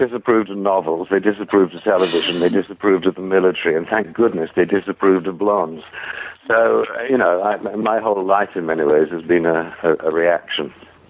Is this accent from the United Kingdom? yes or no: yes; United Kingdom; moved away as an adult; now in United States; those of us who were born and brought up in Britain